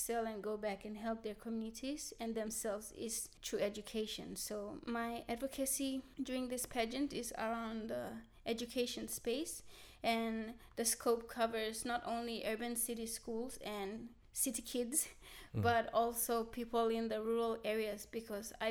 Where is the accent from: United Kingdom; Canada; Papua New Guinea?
Papua New Guinea; Central Province; English is a second language; I'm from the Central Province.